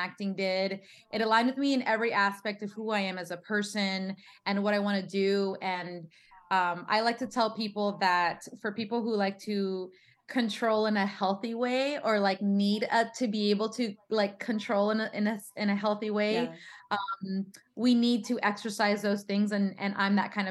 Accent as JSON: {"language": "English", "town": "San Antonio", "region": "Texas", "country": "United States", "tie": "born or raised there", "also_born_or_lived": "Queens, New York", "moved": "as an adult", "lives_now": "Los Angeles, United States", "said": "I was raised in San Antonio, Texas"}